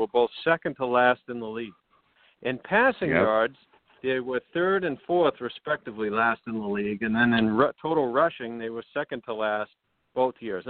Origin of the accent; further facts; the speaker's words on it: Boston, Massachusetts, United States; moved away as an adult; also born or lived in Manhattan; now in New York, United States; I grew up in Boston, so I'm a Pats fan.